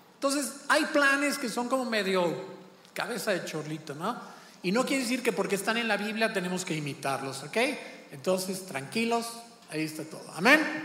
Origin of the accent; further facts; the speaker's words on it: Celaya, Guanajuato, Mexico; moved away; nosotros nos criamos en Celaya, Guanajuato